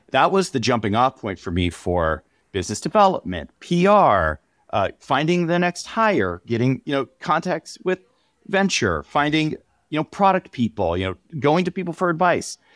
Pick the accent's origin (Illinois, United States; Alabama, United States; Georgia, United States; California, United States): California, United States; San Diego; I grew up in San Diego